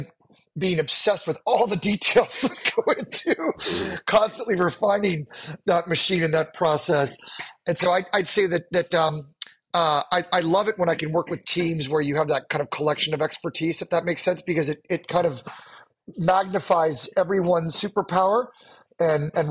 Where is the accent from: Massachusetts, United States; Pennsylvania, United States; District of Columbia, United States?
District of Columbia, United States; Washington; I was born and raised on the East Coast in Washington, D.C.